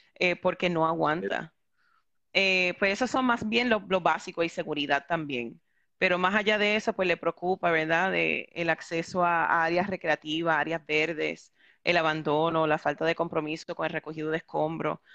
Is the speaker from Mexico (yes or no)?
no; New York, United States; moved away as an adult; also born or lived in Puerto Rico; now in San Juan, Puerto Rico; yo originalmente nací y me crié en Nueva York. Yo llevo en Puerto Rico 11 años viviendo